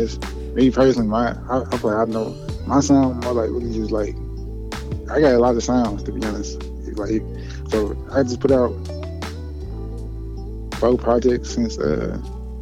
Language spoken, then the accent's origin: English; Chicago, Illinois, United States; I'm from Roseland, Chicago.